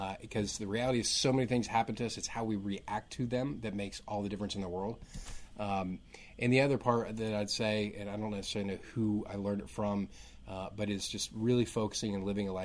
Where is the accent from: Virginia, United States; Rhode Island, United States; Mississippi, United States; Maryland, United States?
Virginia, United States; Northern; now in Raleigh, United States; I grew up in Northern Virginia